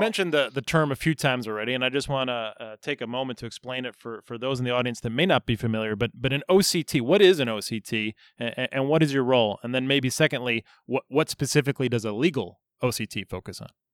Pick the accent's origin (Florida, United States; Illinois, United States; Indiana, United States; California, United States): Illinois, United States; Chicago; I'm a Chicago guy